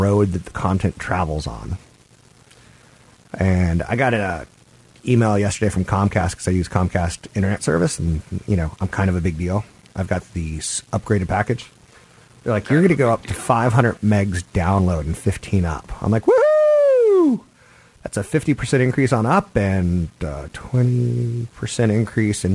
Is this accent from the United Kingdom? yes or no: no; Los Angeles, California, United States; moved away; I'm from Los Angeles